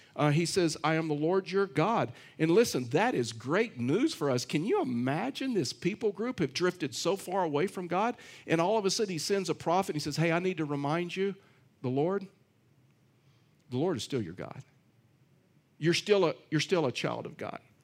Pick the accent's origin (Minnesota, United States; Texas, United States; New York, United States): Texas, United States; I'm from Texas